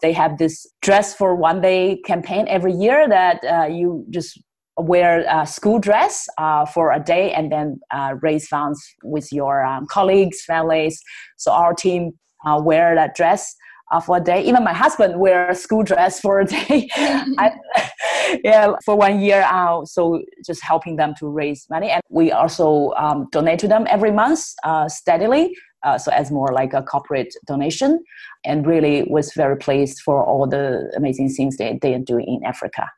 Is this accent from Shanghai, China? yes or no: yes; Shanghai, China; moved away; I was born in Shanghai, which is a big city. I get all the education I needed